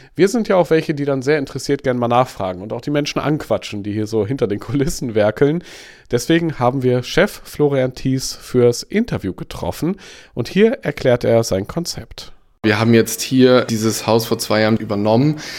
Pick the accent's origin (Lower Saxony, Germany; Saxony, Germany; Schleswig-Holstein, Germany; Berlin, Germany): Schleswig-Holstein, Germany; Eckernförde; Meine Heimat. Ich komme ja eigentlich aus Eckernförde.